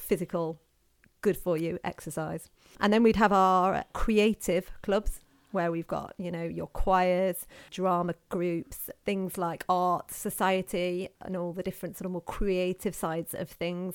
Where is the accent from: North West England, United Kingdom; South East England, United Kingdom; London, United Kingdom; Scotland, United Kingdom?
North West England, United Kingdom; Knutsford; I grew up in Knutsford and I went to Knutsford High School